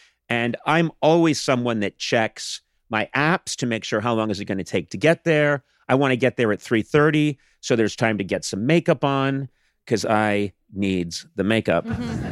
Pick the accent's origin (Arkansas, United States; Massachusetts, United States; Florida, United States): Massachusetts, United States; moved away as an adult; now in Los Angeles, United States; I grew up on the East Coast in Massachusetts.